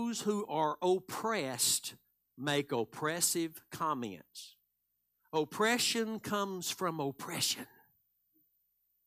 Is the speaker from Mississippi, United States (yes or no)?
no; DeKalb, Texas, United States; I'm from DeKalb, Texas